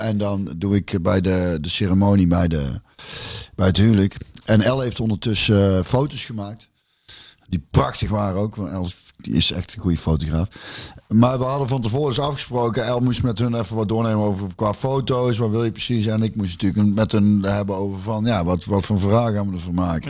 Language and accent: Dutch; near Loosbroek, North Brabant, Netherlands; Loosbroek. Dus dat is ook vlakbij waar ik vandaan kom